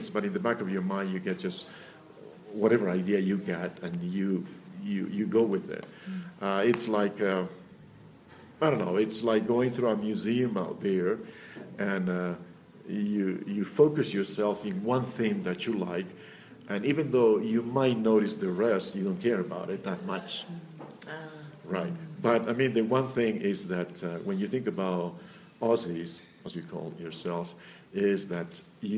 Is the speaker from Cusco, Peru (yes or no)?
yes; Cusco, Peru; English is a second language; also born or lived in United States; I was born in Cusco, and I was raised here. And only when I was 17, I went to the States.